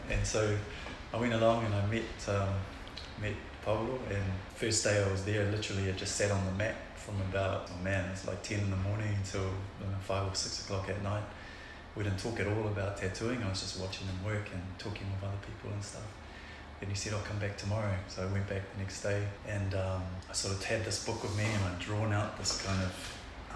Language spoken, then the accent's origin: English; Auckland, New Zealand; first language Tongan; English is a second language; also born or lived in Tonga; basically landed in Otara, South Auckland, and sort of grew up out there.